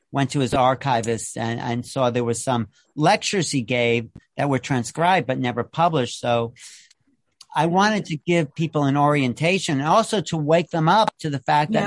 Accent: Long Island, New York, United States; We bro- both grew up on Long Island in the 60s

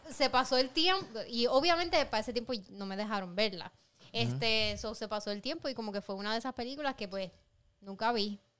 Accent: Puerto Rico; yo como mujer puertorriqueña, latinoamericana

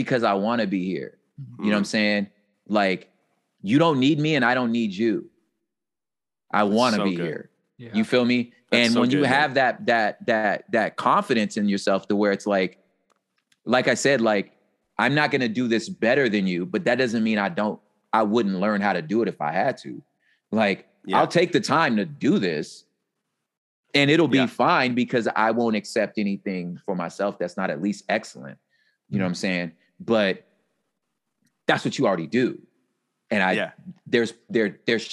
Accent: West Coast, United States; I'm from the West Coast.

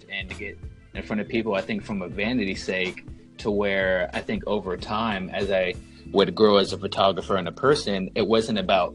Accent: North Carolina, United States; born or raised there; moved away as an adult

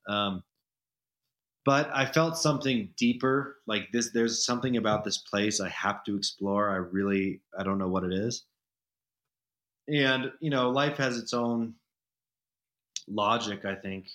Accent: Denver, Colorado, United States; moved away as an adult; also born or lived in San Francisco / Los Angeles; now in Telluride, United States; so I moved back partially out of this nostalgia for growing up in Denver

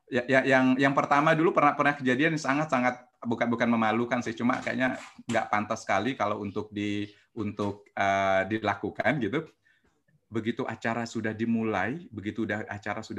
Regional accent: Lampung, Indonesia; Saya aslinya orang Lampung.

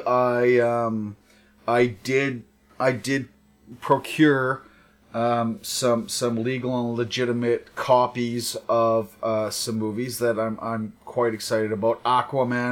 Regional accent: Ireland; being Irish

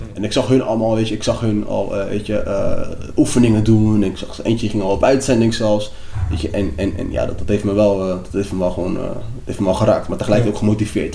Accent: Papendrecht, South Holland, Netherlands; also born or lived in Lagos, Nigeria / Rotterdam; mijn school waar ik ben opgegroeid in Papendrecht

